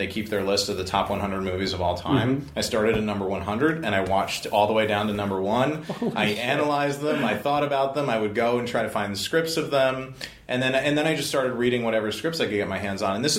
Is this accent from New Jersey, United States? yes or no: yes; New Jersey, United States; moved away as an adult; also born or lived in Manhattan, New York; now in Los Angeles, United States; I grew up in New Jersey